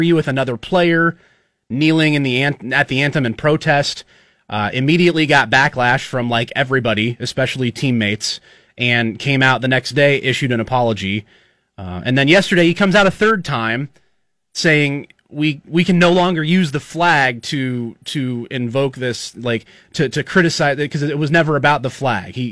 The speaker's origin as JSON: {"language": "English", "region": "Nebraska", "country": "United States", "tie": "born or raised there", "said": "We're born and raised in Nebraska. You had some time in Illinois for college, but born and raised in Nebraska, both of us."}